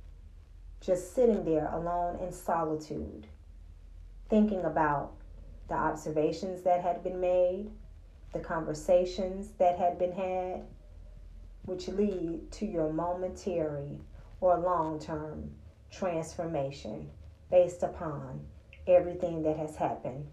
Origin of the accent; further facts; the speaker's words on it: the South, United States; growing up in the South